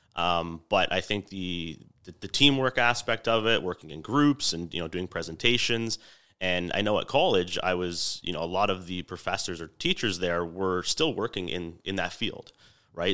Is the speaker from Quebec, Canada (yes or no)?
no; Niagara, Ontario, Canada; born and raised in Niagara